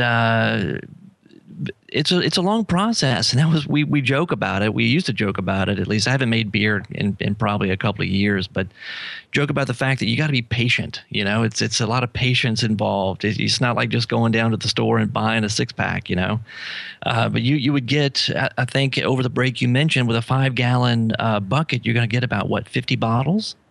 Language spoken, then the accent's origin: English; New Orleans, Louisiana, United States; I'm from New Orleans